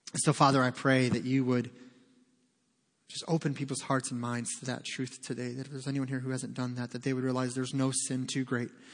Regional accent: Detroit, Michigan, United States; We grew up in Detroit

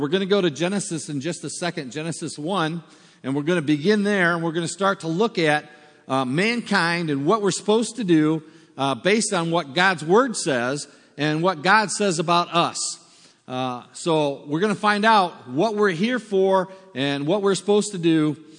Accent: United States; moved away as an adult; also born or lived in South Africa; we're from America

